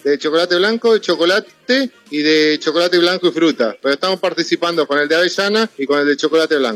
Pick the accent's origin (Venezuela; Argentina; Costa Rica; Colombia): Argentina; San Antonio de Areco, Buenos Aires Province; Somos de San Antonio de Areco, provincia de Buenos Aires, más o menos estamos a ciento, 13 kilómetros de la capital federal, somos cuna de la tradición